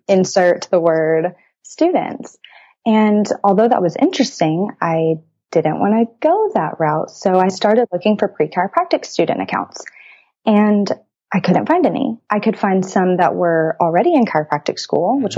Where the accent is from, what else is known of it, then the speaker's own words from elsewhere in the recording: Brazoria, Texas, United States; now in College Station, United States; I'm from Brazoria, Texas, a very, very small town south of Houston.